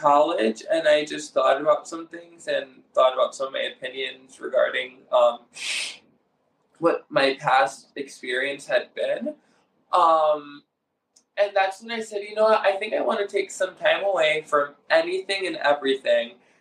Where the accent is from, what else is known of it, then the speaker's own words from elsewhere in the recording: Detroit, Michigan, United States; I grew up in the Assemblies of God faith in the Assemblies of God denomination in the suburbs outside of Detroit, Michigan